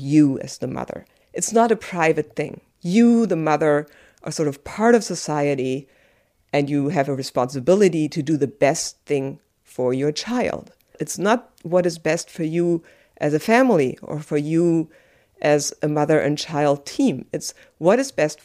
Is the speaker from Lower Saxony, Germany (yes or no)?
no; Bonn, North Rhine-Westphalia, Germany; now in Berlin, Germany; I was born in Germany, in West Germany, in Bonn.